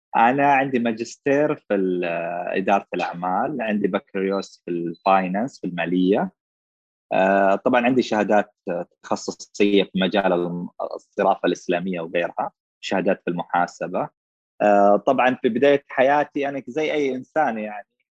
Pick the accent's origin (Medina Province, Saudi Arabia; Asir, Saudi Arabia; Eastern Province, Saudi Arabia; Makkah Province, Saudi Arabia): Eastern Province, Saudi Arabia; moved away as an adult; also born or lived in Riyadh; انا من اهل الشرقيه